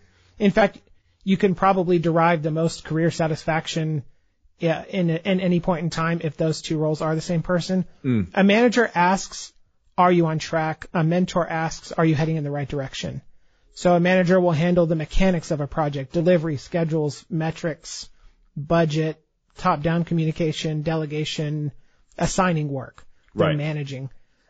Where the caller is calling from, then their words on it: Dallas, Texas, United States; Dallas, Texas.